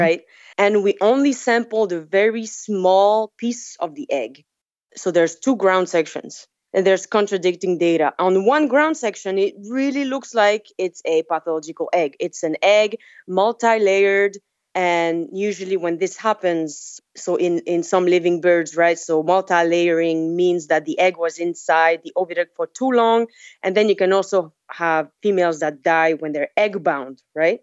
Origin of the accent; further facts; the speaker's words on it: French Polynesia; moved away as an adult; also born or lived in France / Montana; I'm from Tahiti